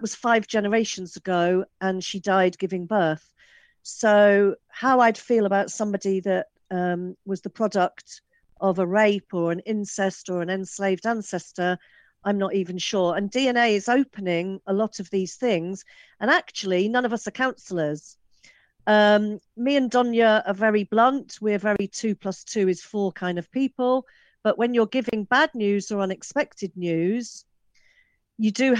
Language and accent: English; England, United Kingdom; I'm English, I've got Irish ethnicity